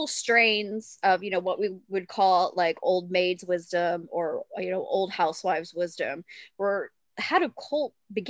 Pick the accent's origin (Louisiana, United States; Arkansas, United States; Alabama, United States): Arkansas, United States; I grew up in Arkansas, so that area.